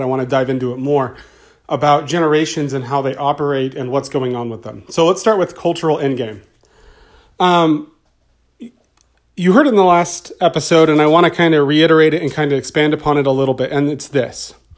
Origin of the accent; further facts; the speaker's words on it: United States; also born or lived in California; As an American citizen, as a citizen of California